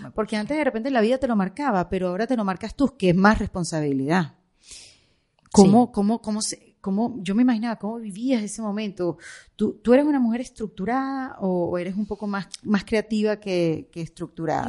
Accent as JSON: {"language": "Spanish", "country": "Venezuela", "moved": "yes", "said": "yo como venezolana"}